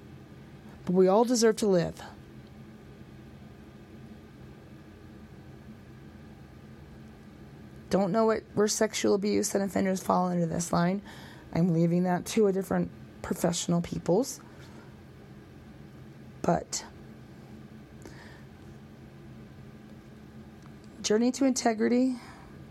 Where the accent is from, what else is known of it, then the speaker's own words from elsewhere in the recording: United States; I'm an American boy